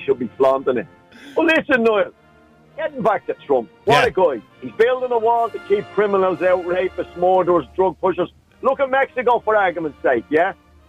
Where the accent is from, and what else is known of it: Ireland